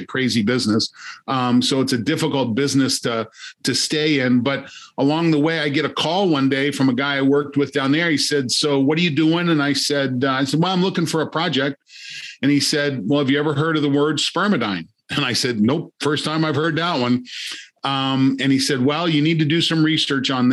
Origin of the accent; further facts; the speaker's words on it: Ohio, United States; I grew up in Ohio